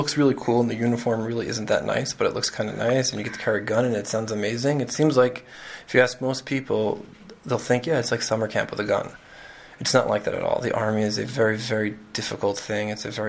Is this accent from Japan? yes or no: no; New York City, New York, United States; moved away as an adult; now in Israel; I grew up in Queens in New York, and I made Aliyah right after high school